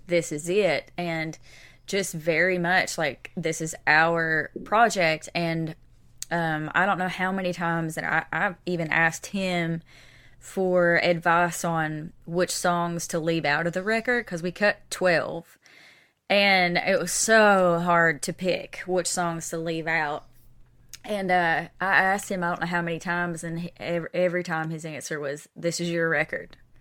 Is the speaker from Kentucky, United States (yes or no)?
yes; East Kentucky, United States; now in Nashville, United States; I am from East Kentucky